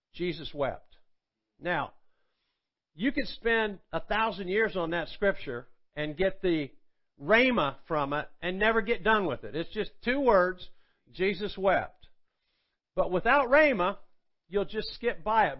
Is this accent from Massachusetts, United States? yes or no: no; Athens, Georgia, United States; moved away as an adult; also born or lived in Tulsa, Oklahoma; Athens, Georgia, which is where I'm from, and uh, uh, which is where I live now.